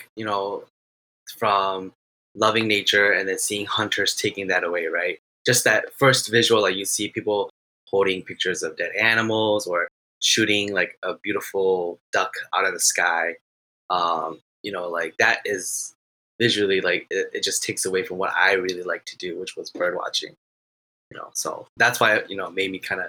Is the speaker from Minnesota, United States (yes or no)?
yes; Minnesota, United States; I am from Minnesota.